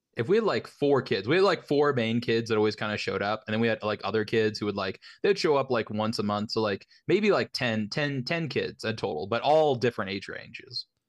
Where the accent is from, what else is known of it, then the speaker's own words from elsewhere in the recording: the Bible Belt, United States; I grew up in the Bible Belt, very very conservative areas